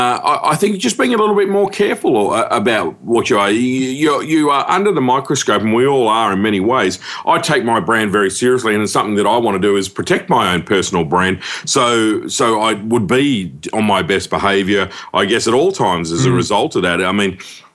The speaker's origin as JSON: {"language": "English", "town": "Cairns", "region": "Queensland", "country": "Australia", "said": "I was from Cairns"}